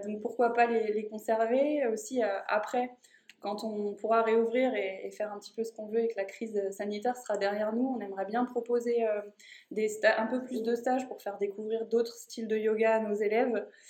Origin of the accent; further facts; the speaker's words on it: Haute-Savoie, Auvergne-Rhône-Alpes, France; moved away; je viens de Haute-Savoie